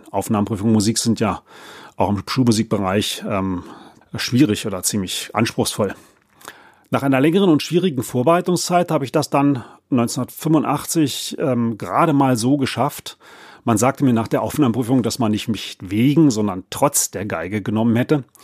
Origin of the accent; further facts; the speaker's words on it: Berlin, Germany; Aufgewachsen bin ich in Berlin-Spandau und über meinen Vater, der Kirchenmusiker war, bin ich mit Chormusik groß geworden.